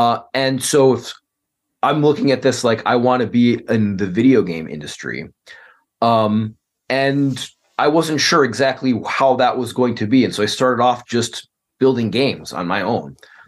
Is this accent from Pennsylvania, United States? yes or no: no; Chicago, Illinois, United States; I'm a lawyer from Chicago.